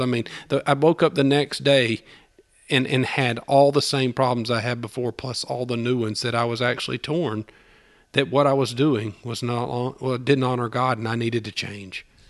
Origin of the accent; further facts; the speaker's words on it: Albany, Georgia, United States; moved away as an adult; now in Opelika, United States; I'm not from Opelika. I'm from Albany, Georgia, which is about two hours south of here